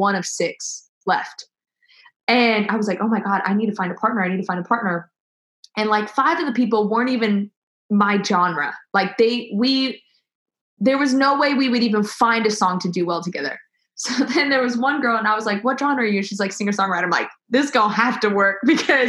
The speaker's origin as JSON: {"language": "English", "town": "Los Angeles", "region": "California", "country": "United States", "also_born_or_lived": "Oklahoma / Nashville", "moved": "as an adult", "said": "LA, which is where I'm from"}